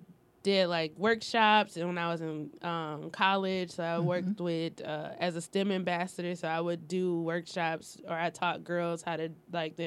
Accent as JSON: {"language": "English", "town": "Detroit", "region": "Michigan", "country": "United States", "said": "I'm from Detroit, from the east side"}